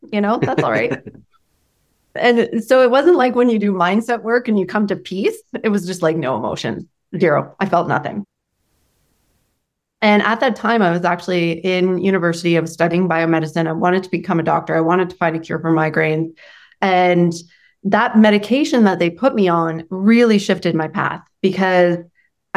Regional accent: Canada; I'm from Canada.

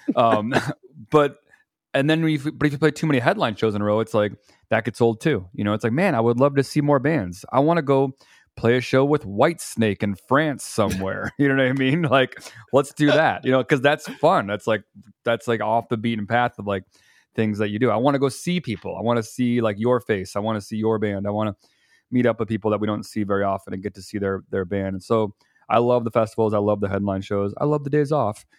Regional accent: Chicago, Illinois, United States; also born or lived in Indiana; I was raised up here in Chicago

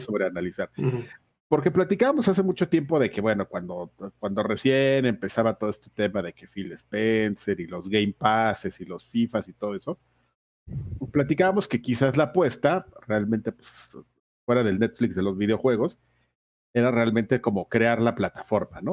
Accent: Mexico; Yo soy un puro mexicano, nacido en esta tierra, en esta hermosa tierra, mi linda nación.

